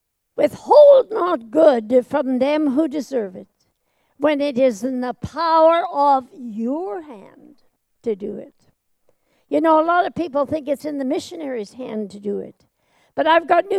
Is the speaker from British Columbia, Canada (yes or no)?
yes; Vancouver, British Columbia, Canada; moved away as an adult; also born or lived in Tokyo, Japan / Calcutta, India; I was born in Tokyo of missionary parents, and then raised in Vancouver, Canada, when my father and mother took over my grandfather's church there.